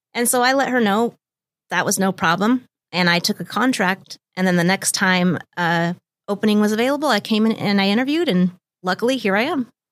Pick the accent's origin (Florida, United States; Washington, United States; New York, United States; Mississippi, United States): Washington, United States; Lake Tapps; also born or lived in Bellevue / Bellingham; I was born in Bellevue, and I've lived here in the Seattle area my whole entire life. I'm from a small town, Lake Taps, and I went to Sumner High